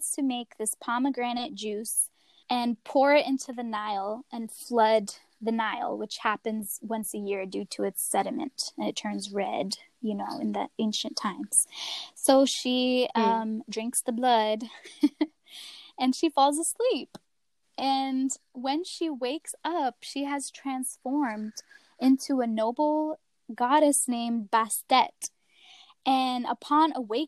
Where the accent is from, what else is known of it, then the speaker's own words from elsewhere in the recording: the South, United States; especially growing up in the South